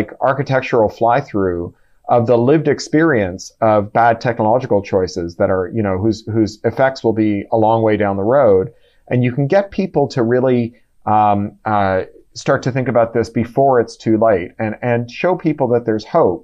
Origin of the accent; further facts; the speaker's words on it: Canada; as a Canadian